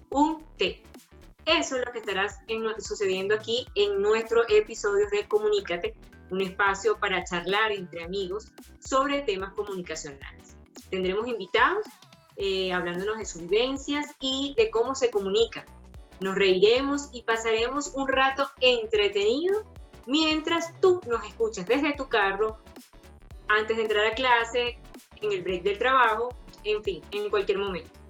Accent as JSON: {"language": "Spanish", "country": "Venezuela", "said": "pues no lo había puesto en práctica, no había, la había ejercido en mi país, Venezuela."}